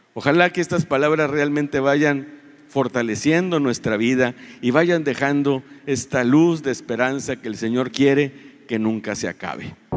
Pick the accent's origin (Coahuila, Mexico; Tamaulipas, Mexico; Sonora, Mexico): Tamaulipas, Mexico; Reynosa; No somos el pueblo mexicano, no somos en Tamaulipas, no somos en Reynosa un pueblo de paz